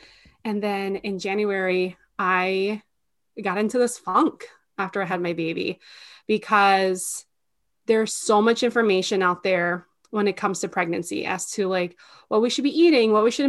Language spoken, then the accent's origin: English; Minnesota, United States; We're here from Minnesota, and my husband and I recently got married